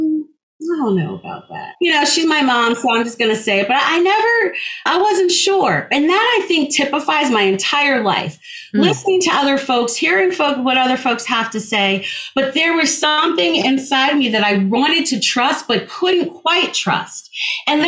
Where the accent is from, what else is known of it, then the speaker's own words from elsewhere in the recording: New Jersey, United States; I grew up in New Jersey